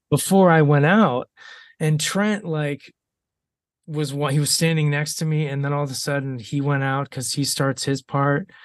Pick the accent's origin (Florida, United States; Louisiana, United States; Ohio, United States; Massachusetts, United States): Ohio, United States; moved away; i'm having another homecoming in ohio